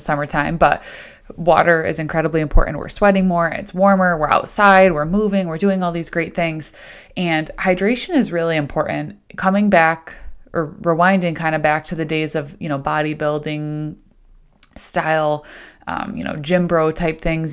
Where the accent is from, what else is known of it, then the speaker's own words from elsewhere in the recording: Central New York, United States; now in Rochester, United States; I grew up in Central New York, kind of like Syracuse, Rome, Utica area, but now technically living in Rochester